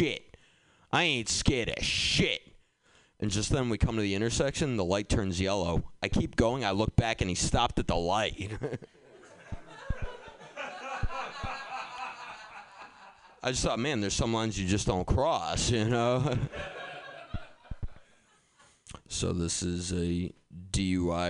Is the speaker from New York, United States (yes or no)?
no; Boston, Massachusetts, United States; also born or lived in Somerville; I grew up in Boston